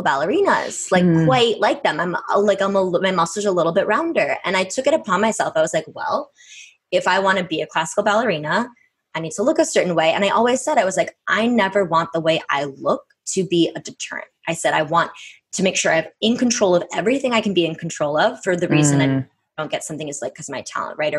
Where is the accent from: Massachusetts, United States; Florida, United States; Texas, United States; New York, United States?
Massachusetts, United States; right outside of Boston; I grew up on the East Coast, you know, so I grew up right outside of Boston.